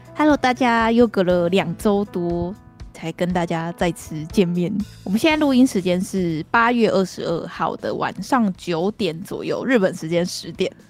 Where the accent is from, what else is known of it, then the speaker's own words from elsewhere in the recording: Taiwan; 我们台湾人也在过这种日子